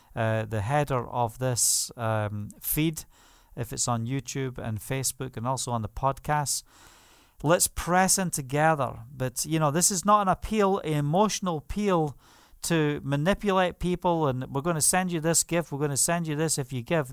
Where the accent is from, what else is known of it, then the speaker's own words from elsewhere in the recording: England, United Kingdom; moved away; also born or lived in Spain; As we say in England